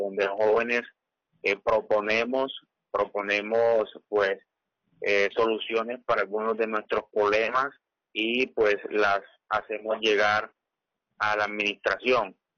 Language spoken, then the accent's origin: Spanish; Sincé, Sucre, Colombia; Yo soy del corregimiento de Granada.